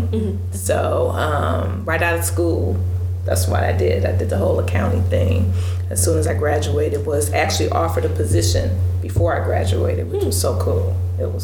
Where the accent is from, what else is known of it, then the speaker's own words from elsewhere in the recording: Detroit, Michigan, United States; I'm definitely a Detroit native, born and raised in Detroit